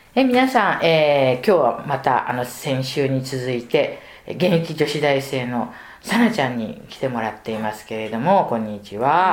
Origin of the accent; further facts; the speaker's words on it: Tokyo, Japan; 下町のね向島生まれ育ちで